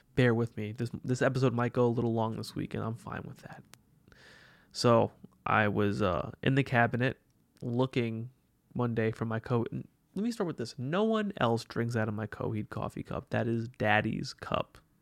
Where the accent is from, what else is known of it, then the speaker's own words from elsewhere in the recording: New York City, New York, United States; I'm a New Yorker